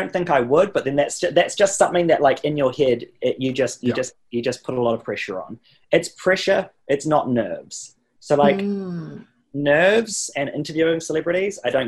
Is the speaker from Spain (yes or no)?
no; New Zealand; now in United States; I'm so lucky to I guess be from there. And it's definitely helped me out in many ways to be from New Zealand.